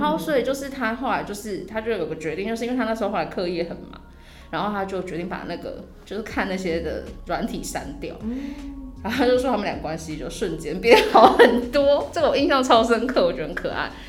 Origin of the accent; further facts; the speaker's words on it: Taichung, Taiwan; now in Taipei, Taiwan; 然后我是台中人